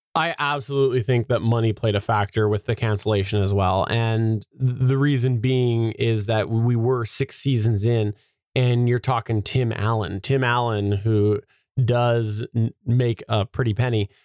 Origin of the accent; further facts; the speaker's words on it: Canada; I'm Canadian.